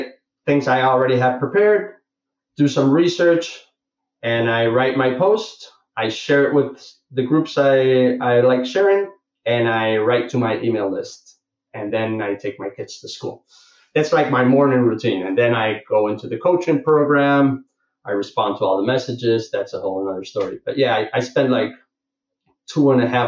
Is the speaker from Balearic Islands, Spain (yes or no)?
no; Barcelona, Catalonia, Spain; I'm from Barcelona